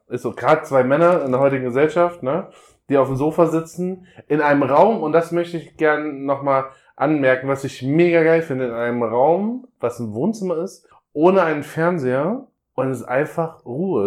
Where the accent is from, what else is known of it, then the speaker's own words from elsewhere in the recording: North Hesse, Germany; now in Hamburg, Germany; komme ursprünglich aus Nordhessen